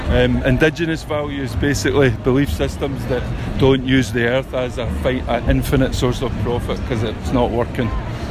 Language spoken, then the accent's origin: English; Glasgow, Scotland, United Kingdom; now in Inverness, United Kingdom; I'm from Glasgow originally, but live up in Inverness.